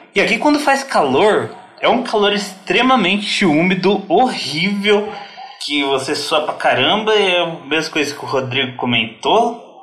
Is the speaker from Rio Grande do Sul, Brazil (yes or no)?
no; Paraná, Brazil; eu nasci no Paraná, cresci no Paraná, morei a maior parte do tempo no Paraná